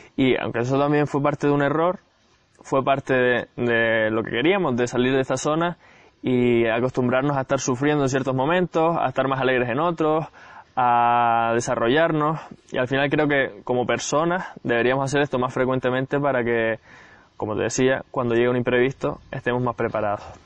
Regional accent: Gran Canaria, Canary Islands, Spain; Yo soy de Gran Canaria, aunque ahora, como ves, estoy en otro sitio

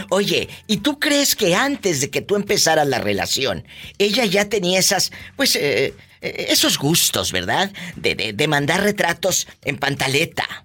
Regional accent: Guanajuato, Mexico; now in Greensboro, United States; De Guanajuato, viva.

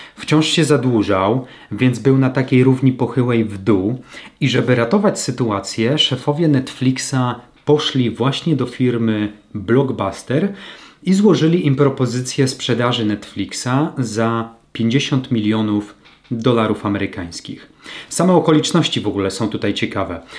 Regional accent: Lower Silesian Voivodeship, Poland; w mojej niewielkiej mieścinie na Dolnym Śląsku, w rodzinnym mieście

